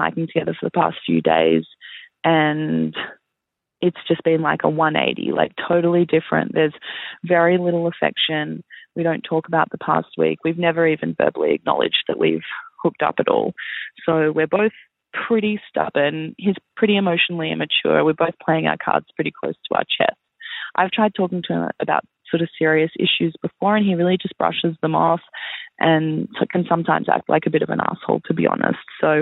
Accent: Melbourne, Victoria, Australia; I'm from Melbourne, Australia.

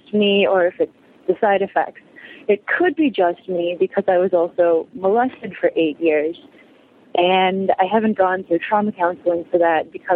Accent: Midwest, United States; I'm from the Midwest.

